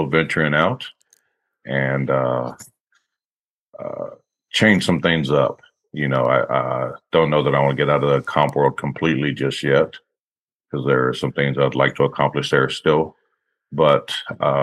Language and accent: English; Austin, Texas, United States; born and raised in Austin, Texas, Texas boy. Currently living in just outside of Austin. It's the only place I've ever lived